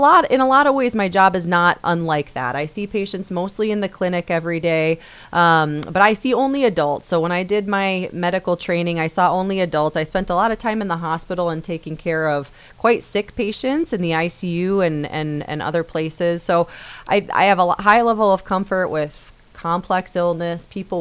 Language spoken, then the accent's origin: English; Brookings, South Dakota, United States; also born or lived in Denver; born and raised in Brookings and graduated from SDSU.